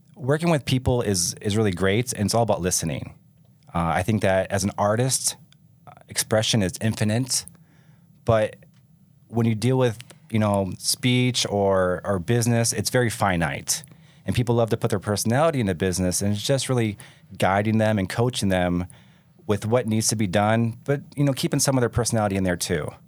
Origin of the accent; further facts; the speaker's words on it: Michigan, United States; moved away as an adult; also born or lived in California; now in Utah, United States; I grew up in Michigan.